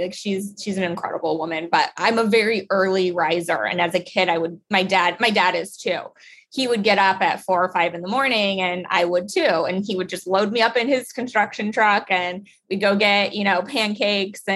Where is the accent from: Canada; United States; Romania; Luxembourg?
United States; Salt Lake City, Utah; I grew up in Utah.